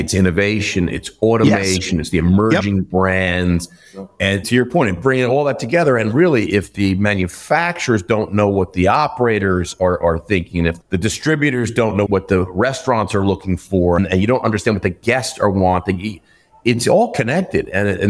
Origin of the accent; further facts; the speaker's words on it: New York, United States; I'm from New York. I complain. That's what I do.